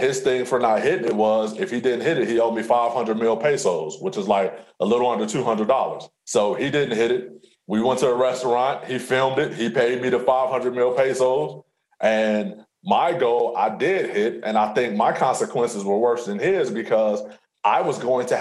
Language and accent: English; Alton, Illinois, United States; I'm from Alton